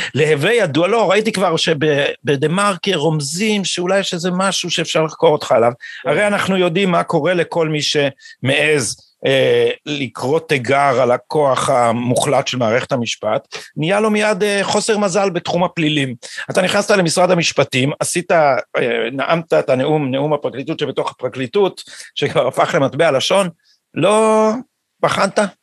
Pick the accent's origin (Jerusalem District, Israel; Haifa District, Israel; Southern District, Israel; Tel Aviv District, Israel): Jerusalem District, Israel; Jerusalem; בא מירושלים ומתוך האליטה הזאת פחות או יותר